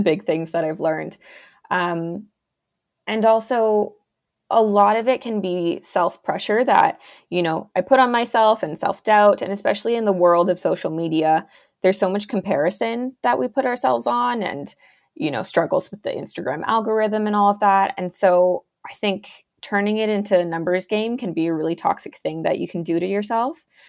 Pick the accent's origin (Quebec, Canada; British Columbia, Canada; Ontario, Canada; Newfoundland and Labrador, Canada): Ontario, Canada; I am an illustrator from Ontario, Canada